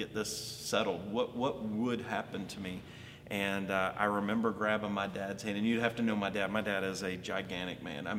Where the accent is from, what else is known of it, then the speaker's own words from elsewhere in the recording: Alabama, United States; also born or lived in Columbus, Georgia; now in Baltimore, United States; I was born and raised in Alabama.